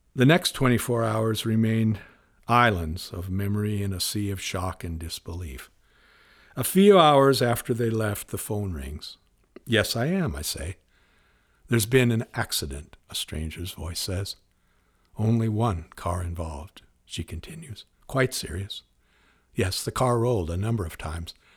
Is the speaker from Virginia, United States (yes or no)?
no; Spokane, Washington, United States; Growing up in Spokane